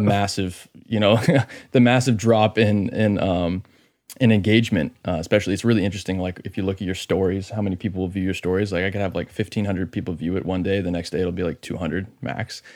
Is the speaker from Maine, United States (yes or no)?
yes; Maine, United States; I'm from Maine